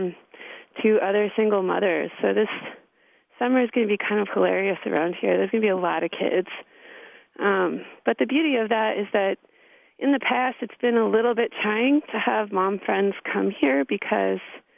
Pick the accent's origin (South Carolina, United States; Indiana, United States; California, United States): California, United States; moved away as an adult; also born or lived in Milwaukee, Wisconsin; now in Wisconsin, United States; I'm from California, and I initially was brought to Wisconsin via the film department at the University of Wisconsin in Milwaukee